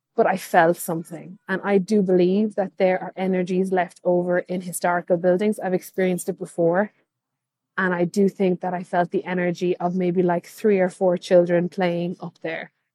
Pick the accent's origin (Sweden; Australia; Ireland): Ireland; Kilkenny, Leinster; I'm from Kilkenny, which is a medieval town full of history.